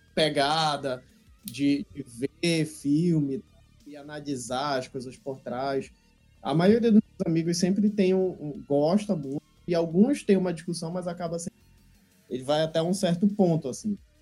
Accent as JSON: {"language": "Portuguese", "country": "Brazil", "said": "como brasileiro que não desiste nunca"}